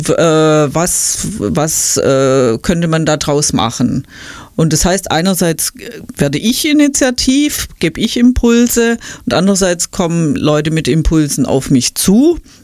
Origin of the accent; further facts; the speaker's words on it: Stuttgart, Baden-Württemberg, Germany; moved away as an adult; also born or lived in Ludwigsburg; now in Schwäbisch Hall, Germany; ich bin ja Stuttgarterin